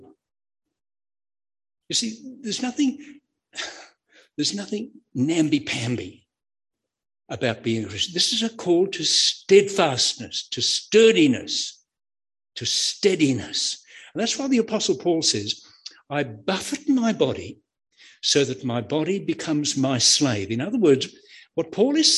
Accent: Queensland, Australia; now in New South Wales, Australia; I'm a Queenslander down here in New South Wales

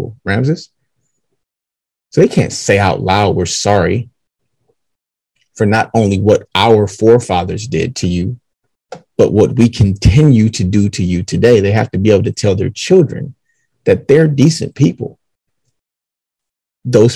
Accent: Detroit, Michigan, United States; Seven Mile Road

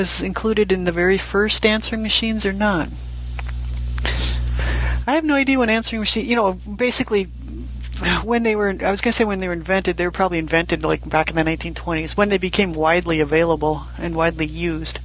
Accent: United States; I'm an American

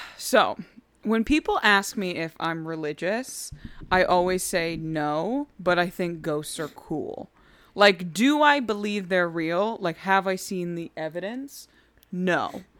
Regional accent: the Northwest, Pacific Northwest, United States; moved away; I grew up in the Northwest

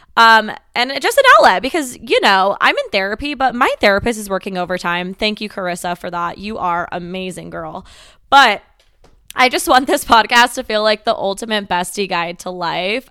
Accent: Las Vegas, Nevada, United States; I am born and raised in Las Vegas, Nevada

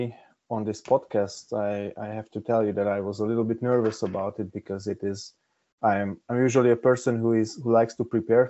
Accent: Hungary; English is a second language; moved away as an adult; now in Vienna, Austria; I come from Hungary. I live in Vienna, Austria for 8 years now.

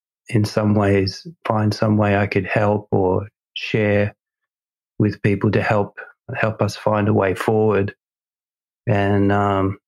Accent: Australia; moved away; I'm originally from Australia

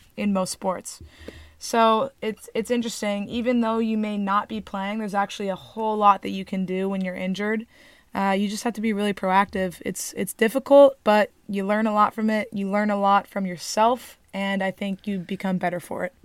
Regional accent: Newport Beach, California, United States; We are from Newport Beach, California.

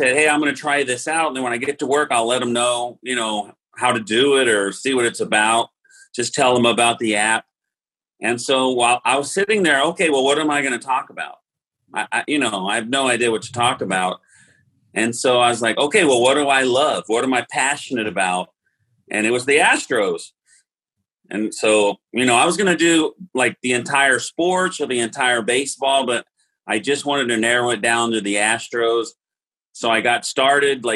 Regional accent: Oklahoma, United States; also born or lived in Seguin, Texas; now in Texas, United States; I grew up in Oklahoma

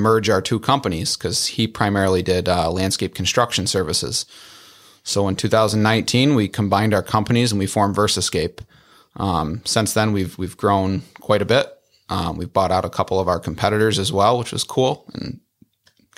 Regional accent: Wadsworth, New York, United States; I grew up in Wadsworth, which is in the town of York

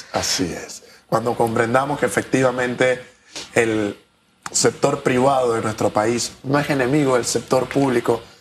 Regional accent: Panama; nuestro país

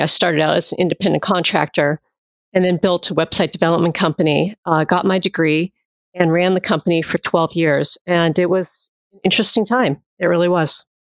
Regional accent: Massachusetts, United States; moved away as an adult; now in Virginia, United States; I'm originally from Massachusetts. And I moved down here after I graduated

